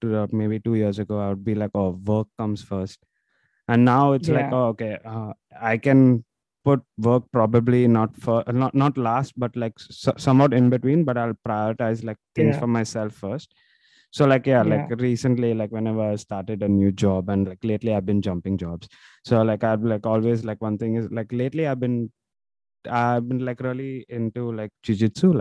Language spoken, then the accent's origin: English; Mumbai, Maharashtra, India; moved away as an adult; now in Melbourne, Australia; I've been born and brought up in Bombay